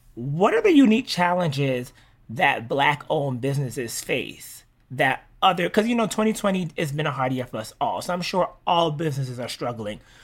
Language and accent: English; Jamaica; Being Jamaican is cool as shit